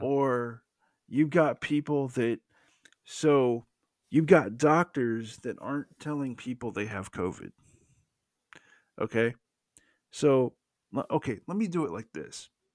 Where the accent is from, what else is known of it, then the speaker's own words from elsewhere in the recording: the South, United States; accent: Southern; that was me with my Southern accent